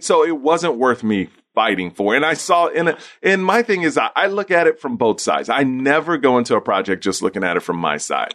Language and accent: English; Houston, Texas, United States; I grew up in Houston, Texas